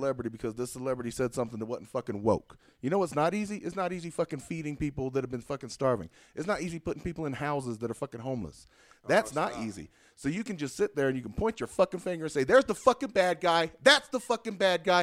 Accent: McColl, South Carolina, United States; I'm from McCall

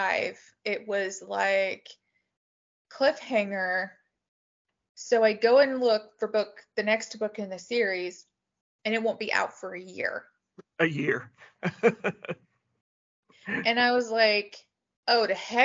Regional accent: Tulsa, Oklahoma, United States; I grew up in Tulsa

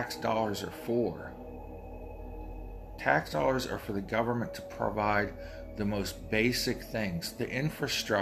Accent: Appalachia and the Rust Belt, United States; I'm from Appalachia and the Rust Belt, so my area's got a double whammy against it

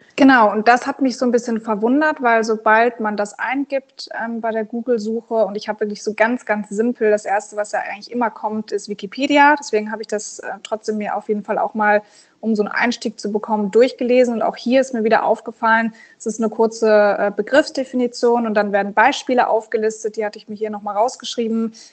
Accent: Berlin, Germany; Und ich komme ja aus Berlin, das ist quasi fünf Minuten von unserem Zuhause

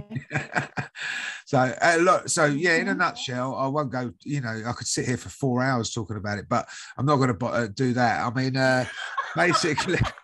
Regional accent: United Kingdom; I'm from the UK, as you can probably guess by my accent.

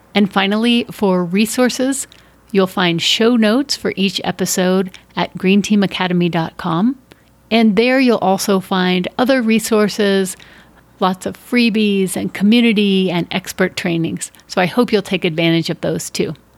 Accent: Denver, Colorado, United States; I grew up in Denver, Colorado, as one of eight kids in a big Catholic family

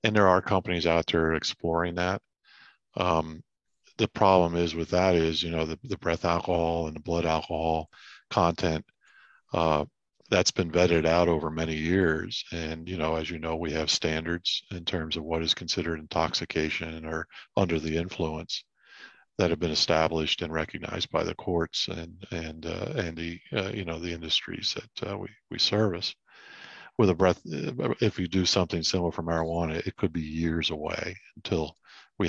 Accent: Shoemakersville, Pennsylvania, United States; also born or lived in Maiden Creek Township, Pennsylvania / Reading, Pennsylvania; I was born in St. Joseph's Hospital back in the days when the dinosaurs roamed, that part of Reading. I grew up in Perry Township, Shoemakersville. Okay. I lived there till I was 13, and then my family moved to northwestern Pennsylvania

